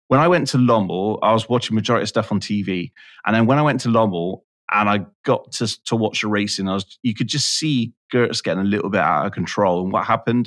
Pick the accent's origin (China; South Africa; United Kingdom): United Kingdom; I'm I'm British